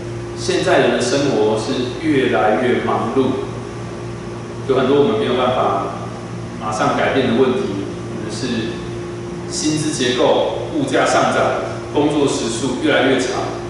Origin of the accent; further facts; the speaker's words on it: Yilan County, Taiwan; moved away as an adult; also born or lived in Taipei; 我那时候一个人从宜兰老家来到台北读书，啊，从一个乡下来到这么繁华的大都市